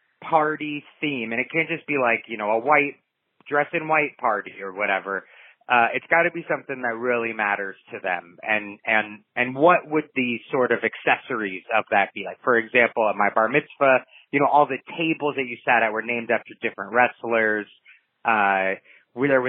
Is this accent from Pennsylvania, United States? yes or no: no; Southern California, United States; I come from Southern California